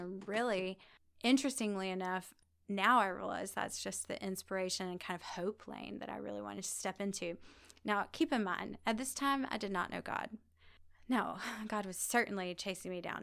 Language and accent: English; Guyton, Georgia, United States; now in Birmingham, United States; I grew up in Savannah, Georgia, actually, a, a really tiny town right outside of Savannah called Guyton